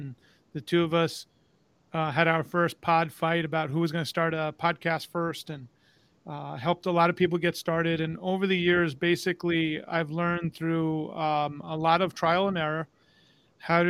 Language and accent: English; New York, United States; moved away as an adult; now in Florida, United States; I'm originally from New York. Moved to Tampa about, now it's going on 17 years